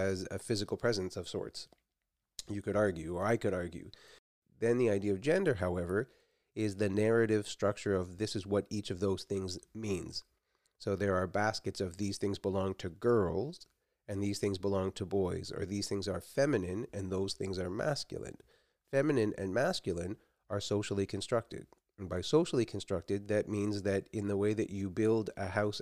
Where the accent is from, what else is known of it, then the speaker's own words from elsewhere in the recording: Toronto, Ontario, Canada; now in west coast of Canada; I grew up in Toronto